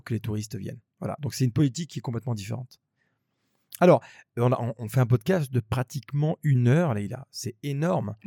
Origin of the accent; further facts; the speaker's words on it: Grenoble, Auvergne-Rhône-Alpes, France; moved away as an adult; now in Abu Dhabi, United Arab Emirates; on vient de Grenoble, c'est une petite ville.